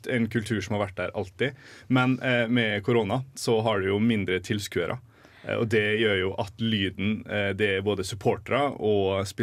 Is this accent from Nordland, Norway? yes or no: no; Molde, Møre og Romsdal, Norway; eh, fra Molde